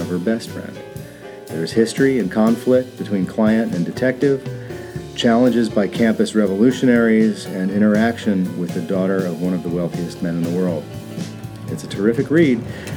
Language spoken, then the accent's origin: English; New Jersey, United States; now in Florida, United States; I'm from Jersey